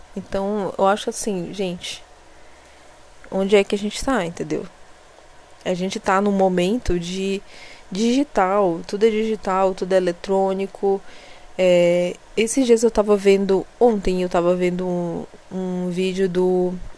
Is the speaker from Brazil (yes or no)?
yes; Belém, Pará, Brazil; eu não sou dessa cidade aqui onde eu moro, né? Eu, eu sou eu sou belenense mesmo, que é a capital